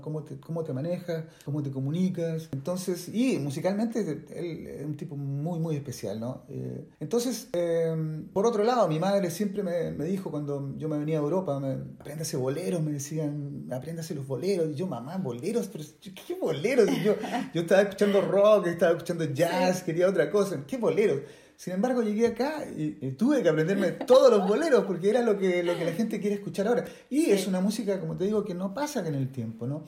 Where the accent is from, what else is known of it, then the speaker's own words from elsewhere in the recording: Santiago, Santiago Metropolitan Region, Chile; moved away as an adult; Toda, toda mi, mi adolescencia y parte de mi niñez en Chile